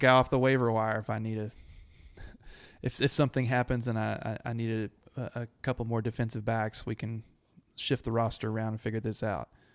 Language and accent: English; Abilene, United States; I grew up in Abilene